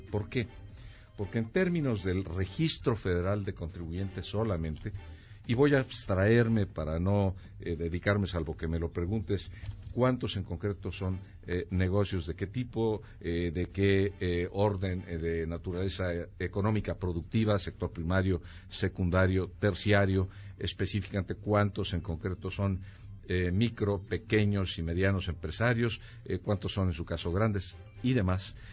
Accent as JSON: {"language": "Spanish", "country": "Mexico", "said": "como mexicano"}